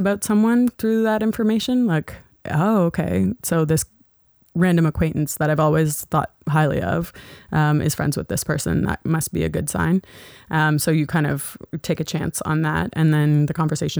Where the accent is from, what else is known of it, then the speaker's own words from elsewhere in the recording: Halifax, Nova Scotia, Canada; now in Toronto, Canada; I'm from Halifax. Again, from Halifax.